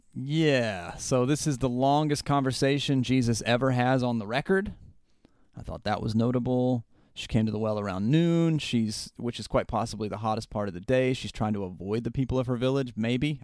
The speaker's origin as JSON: {"language": "English", "region": "Southern West Virginia", "country": "United States", "tie": "born or raised there", "said": "I grew up in Southern West Virginia where all activity was group activity"}